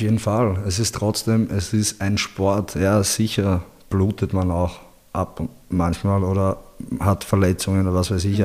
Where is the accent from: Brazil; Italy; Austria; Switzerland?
Austria; Linz, Upper Austria; moved away as an adult; also born or lived in Bosnia and Herzegovina; now in Vienna, Austria; Ich bin in Linz, also geboren in Bosnien und ja. in Linz bin ich aufgewachsen und bin dann vor zehn, elf Jahren mittlerweile schon fast nach Wien gegangen